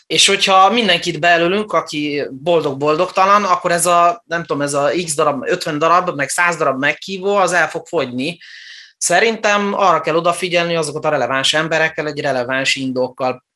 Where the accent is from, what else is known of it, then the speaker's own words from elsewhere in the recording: Transylvania, Romania; moved away; also born or lived in Germany; Erdélyben születtem, és olyan városban nőttem fel, ahol román óvodába, román iskolába jártam, egészen a hetedik osztályig